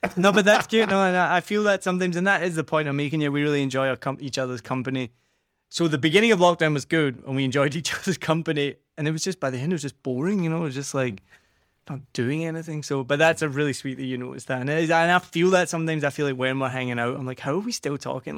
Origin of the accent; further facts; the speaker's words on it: Scotland, United Kingdom; accent: Scottish; moved away; also born or lived in New Zealand; I'm from Scotland